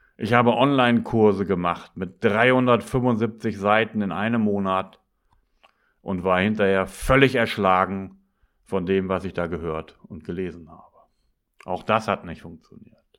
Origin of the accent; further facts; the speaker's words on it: Northern Germany, Germany; also born or lived in Bremen; als Norddeutscher bin ich das gewohnt